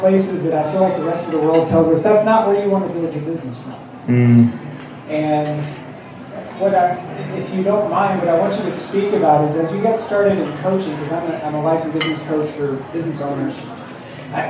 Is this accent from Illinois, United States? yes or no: no; Indiana, United States; moved away as an adult; now in California, United States; from Indiana, now California, as of a week ago